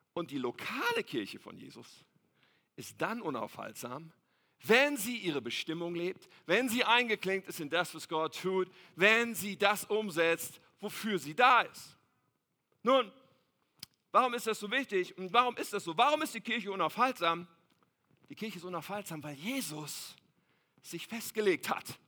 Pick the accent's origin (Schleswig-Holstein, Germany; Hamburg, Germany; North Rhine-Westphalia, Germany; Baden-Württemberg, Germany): North Rhine-Westphalia, Germany; Ennepetal; ich bin aufgewachsen in Ennepetal.